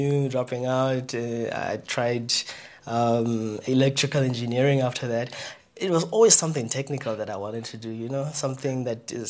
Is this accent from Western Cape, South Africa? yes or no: no; Kuruman, Northern Cape, South Africa; I was born and bred in Kuman. That's a town in Northern Cape.